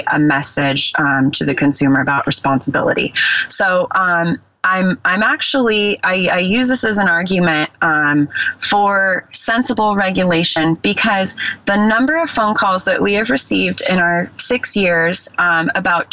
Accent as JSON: {"language": "English", "area": "Bay Area", "region": "California", "country": "United States", "tie": "born or raised there", "said": "I grew up in the Bay Area"}